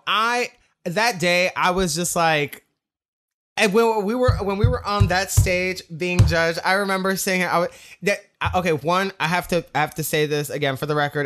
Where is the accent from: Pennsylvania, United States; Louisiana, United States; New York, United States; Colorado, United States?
New York, United States; growing up in New York in the, in the, the, the, the gay scene, it was, um, I was twelve years old